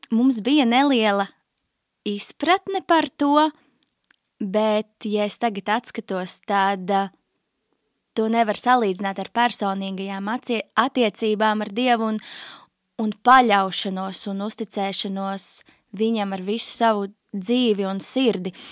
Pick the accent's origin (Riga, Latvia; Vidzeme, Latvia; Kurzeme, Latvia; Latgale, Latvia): Riga, Latvia; 27 gadi nu jau. Uh, es nāku no Rīgas, tur arī esmu pavadījusi visu savu dzīvi.